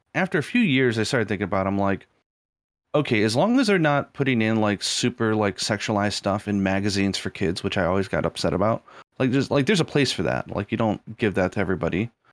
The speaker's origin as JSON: {"language": "English", "country": "United States", "tie": "born or raised there", "moved": "yes", "said": "I was brought up in America"}